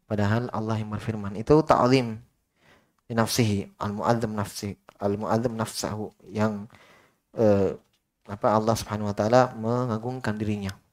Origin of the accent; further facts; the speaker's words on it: Sulawesi, Indonesia; seperti teman-teman dari Jawa dulu di Yaman kalau dengar kita orang Sulawesi berbicara, mereka pusing.